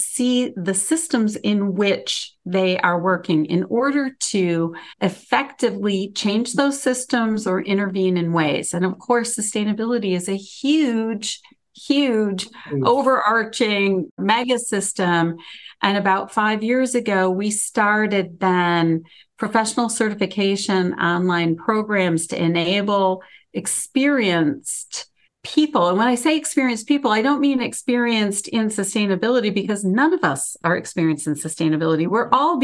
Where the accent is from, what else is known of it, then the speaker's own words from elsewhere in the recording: Michigan, United States; the state of Michigan, which is my hometown